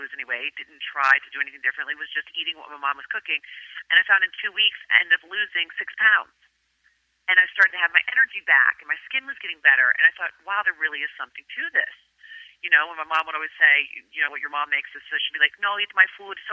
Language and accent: English; Virginia, United States; first language Greek; English is a second language; moved away as an adult; also born or lived in Greece; now in New York City, United States; I moved to New York City from Virginia to go to NYU